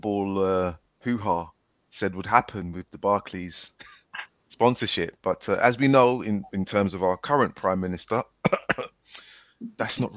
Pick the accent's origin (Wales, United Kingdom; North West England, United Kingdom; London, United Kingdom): London, United Kingdom; I'm a Londoner.